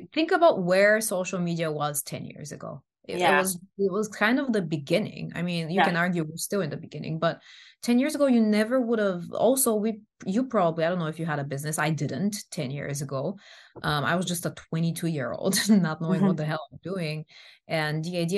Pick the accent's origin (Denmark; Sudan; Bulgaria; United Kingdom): Bulgaria; English is a second language; moved away